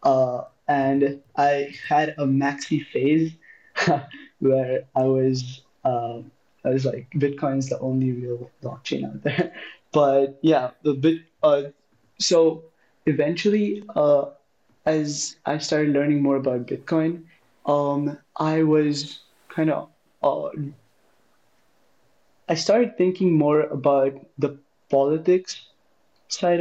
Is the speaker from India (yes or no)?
yes; India; moved away as an adult; I'm from India. I was doing high school in India